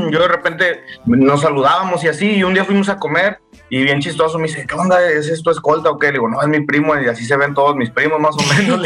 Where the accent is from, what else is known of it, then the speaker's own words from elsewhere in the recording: San Luis Potosí, Mexico; also born or lived in Monterrey; Ahí crecí, carnal, ahí en San Luis. Pero soy nacido en Monterrey y crecido y, pues aprendí todo el curso intensivo en San Luis Potosí.